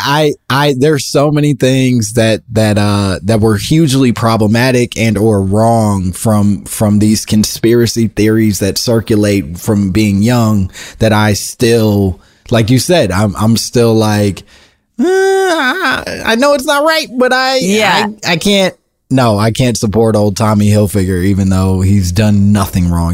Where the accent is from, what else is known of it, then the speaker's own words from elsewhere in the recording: Oak Park, Illinois, United States; I grew up in in Oak Park, in, eh, outside of Chicago